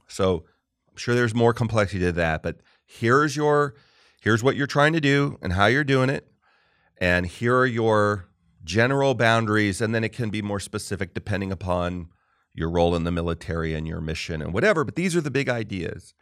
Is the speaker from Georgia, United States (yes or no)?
no; Southern California, United States; also born or lived in Marlborough, Massachusetts; When I was a kid, we lived in Marlboro, Mass for two years. We moved out there from Southern California